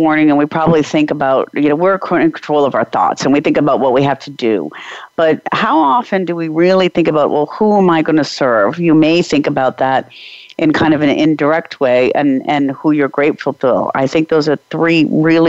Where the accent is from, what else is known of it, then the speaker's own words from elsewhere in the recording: Czechia; I'm from the Czech Republic